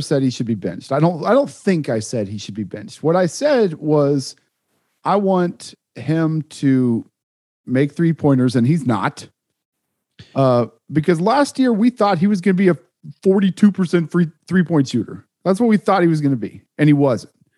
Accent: Topeka, Kansas, United States; now in Kansas City; I grew up in Topeka

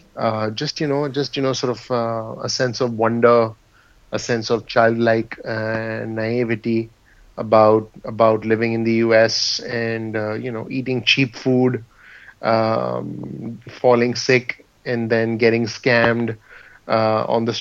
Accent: India; moved away as an adult; now in New Jersey, United States; I was actually born and raised in India, and I moved to the U.S. in 2002.

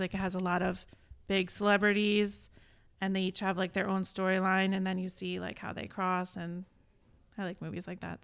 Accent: East Greenwich, Rhode Island, United States; I grew up in East Greenwich

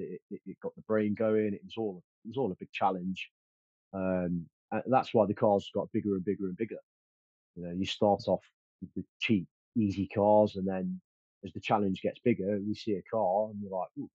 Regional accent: Stapleford, East Midlands, United Kingdom; born there; Yes, it is. I was born in Stapleford. Most of the offending was around the Beeston and Stapleford in Nottingham area.

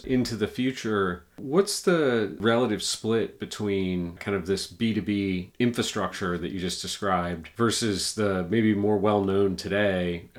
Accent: United States; as an American, I would say we're kind of mired in gridlock and uncertainty here in the US at the moment.

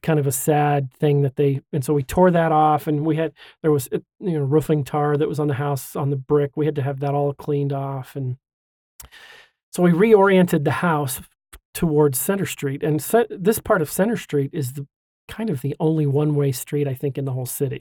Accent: Hooper, Utah, United States; also born or lived in Washington; now in Kaysville, United States; I grew up in Hooper

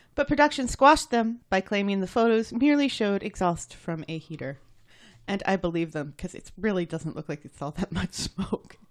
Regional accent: United States

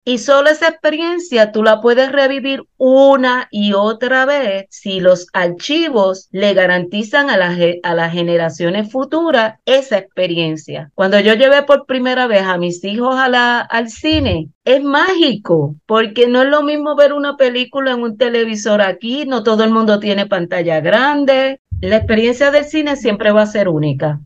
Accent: Puerto Rico; no somos los puertorriqueños

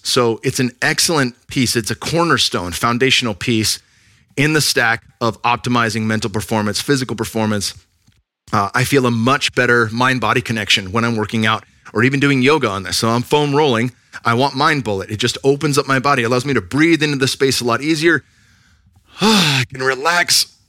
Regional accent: Northern California, United States; now in Texas, United States; I'm from Northern California, so it was a jump coming out here

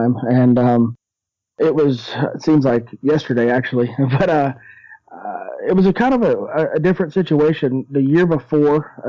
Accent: Shawnee, Oklahoma, United States; Well, I grew up in Shawnee, Oklahoma

